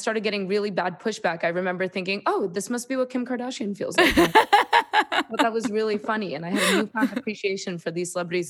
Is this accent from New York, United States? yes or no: yes; New York, United States; And then I went to Columbia University. I'm from New York.